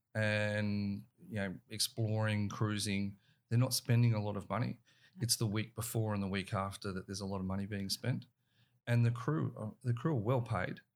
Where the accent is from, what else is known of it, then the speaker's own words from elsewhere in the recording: Australia; our, our young kids are growing up in and around the water.